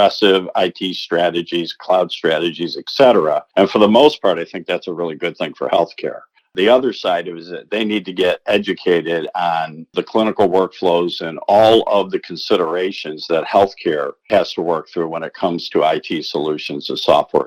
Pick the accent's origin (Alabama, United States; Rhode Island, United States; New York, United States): New York, United States; Rochester; I started with the Eastman Kodak Company in my hometown of Rochester, New York